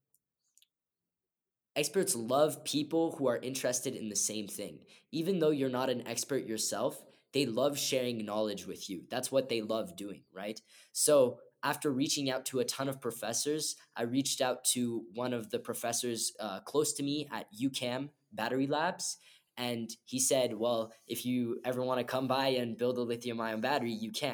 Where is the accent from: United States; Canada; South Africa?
Canada; Montreal, Quebec; I'm from Montreal